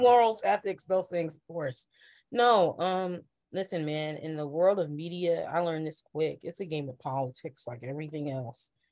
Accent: Ohio, United States; I'm from the Midwest. I'm from Ohio

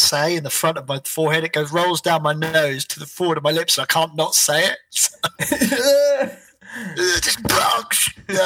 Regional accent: United Kingdom; I'm British already

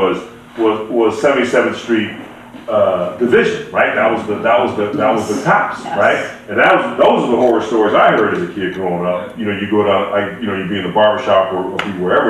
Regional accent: Los Angeles, California, United States; I grew up in South Central.

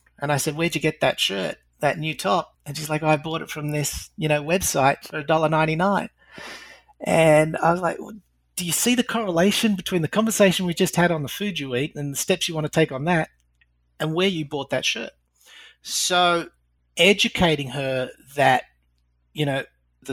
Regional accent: Australia; accent: Australian; moved away; also born or lived in United Kingdom / Europe; Hopefully by now most of the audience will pick up my Australian accent. Lived in Britain and Europe for the longest time

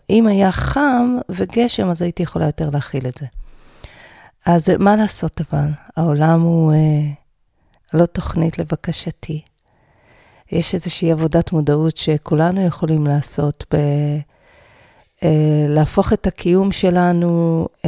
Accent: Even Yehuda, Central District, Israel; גדלתי באבן יהודה, וחלק מילדי אבן יהודה היו לומדים בהדסים.

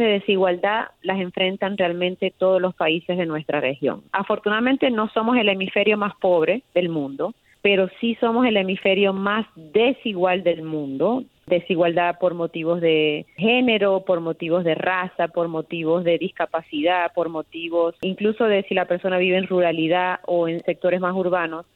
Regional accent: Venezuela; now in United States; yo soy venezolana americana

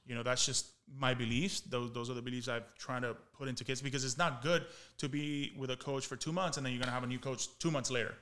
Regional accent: Miami, Florida, United States; I was from Miami. Like, I took pride saying that I played Little League in Miami

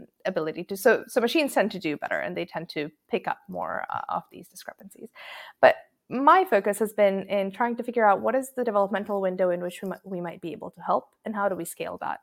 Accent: Croatia; I grew up in Croatia

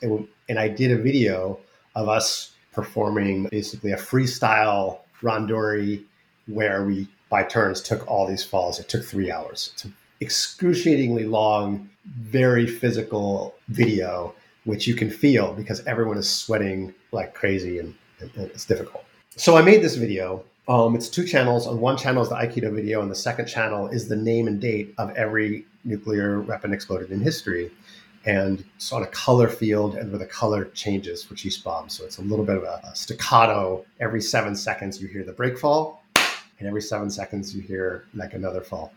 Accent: United States; I'm an American. I was literally grew up in a town that made the stuff that exploded over Japanese cities in 1945

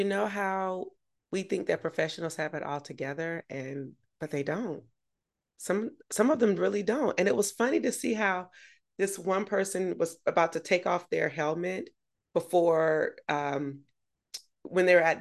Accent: Augusta, Georgia, United States; moved away; my hometown

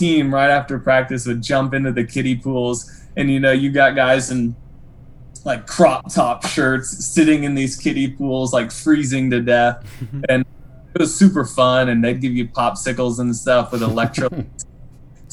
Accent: Denton, Texas, United States; moved away; also born or lived in Branson, Missouri; I was born in Denton, Texas

